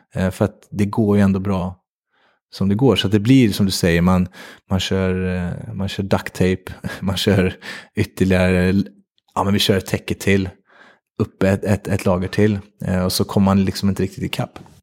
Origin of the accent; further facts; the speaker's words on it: Värmland, Sweden; Jag kommer från Värmland